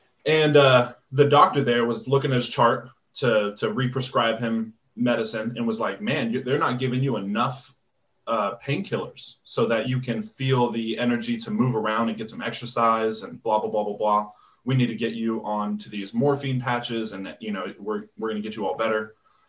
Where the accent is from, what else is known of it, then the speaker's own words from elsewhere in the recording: Fort Lewis, Washington, United States; So I grew up in Washington on Fort Lewis, and my dad was in the infantry